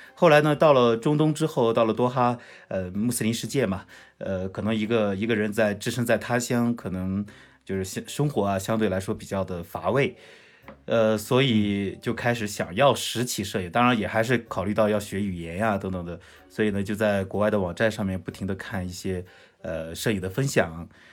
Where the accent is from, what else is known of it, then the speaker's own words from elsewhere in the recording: Zhucheng, Shandong, China; now in Lhasa, China; 现在三十岁，呃，来自山东，呃，山东诸城